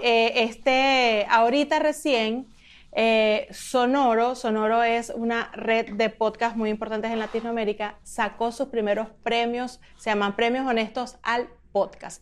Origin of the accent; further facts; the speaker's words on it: Venezuela; moved away; después que me fui de Venezuela